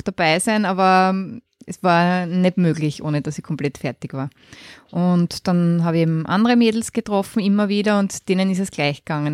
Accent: Graz, Styria, Austria; ich bin in Graz geboren und auch dort aufgewachsen

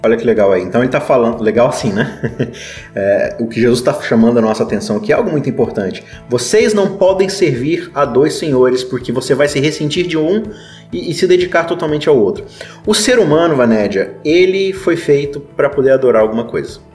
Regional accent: Brazil; a gente, como bom brasileiro

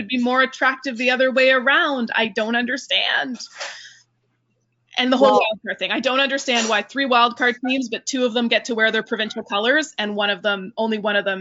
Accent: Northern Ontario, Canada; I am from Northern Ontario, very proud of me. Currently eligible to play out of Northern Ontario again

